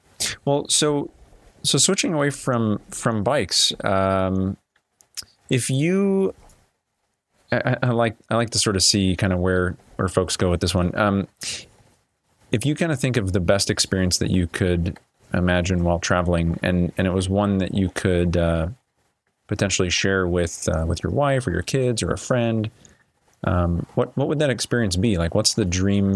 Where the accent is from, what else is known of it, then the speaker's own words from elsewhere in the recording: United States; as an American